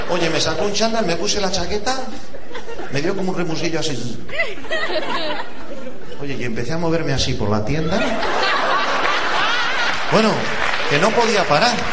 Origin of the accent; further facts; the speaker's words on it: Ponferrada, Castile and León, Spain; Yo soy de Ponferrada.